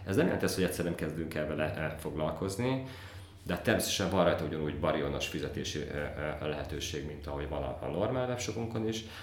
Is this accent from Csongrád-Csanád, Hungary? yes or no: no; Tokaj-Hegyalja, Borsod-Abaúj-Zemplén, Hungary; én Tokajhegy származású vagyok